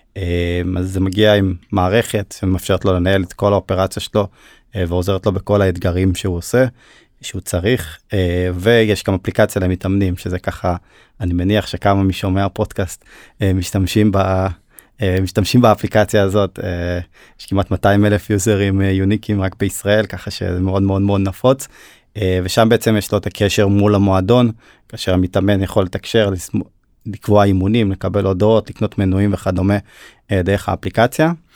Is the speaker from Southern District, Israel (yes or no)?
no; Hod HaSharon, Central District, Israel; born or raised there; also born or lived in Turkey